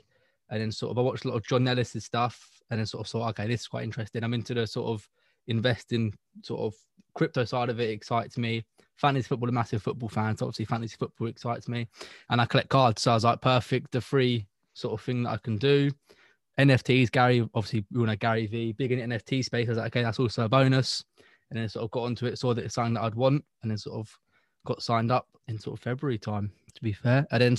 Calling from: Cambridge, East of England, United Kingdom

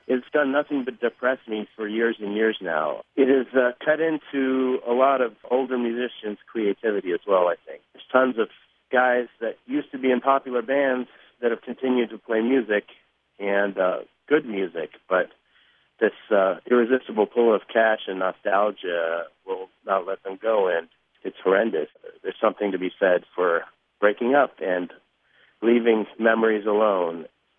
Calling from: Chicago, Illinois, United States; calling from Chicago, Illinois

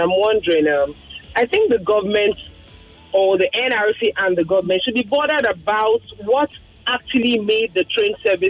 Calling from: Lagos, Nigeria; I'm calling you from Lekki.

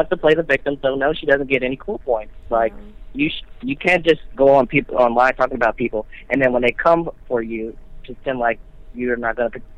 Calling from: Missouri, United States; I'm calling from Missouri.

